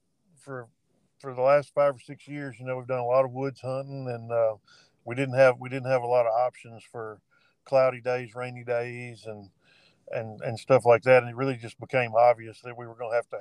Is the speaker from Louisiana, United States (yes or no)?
yes; Northwest Louisiana, United States; also born or lived in Magnolia, Arkansas; I was born in Arkansas, Southwest Arkansas, Magnolia. Lived most of my life in Northwest Louisiana, where I currently reside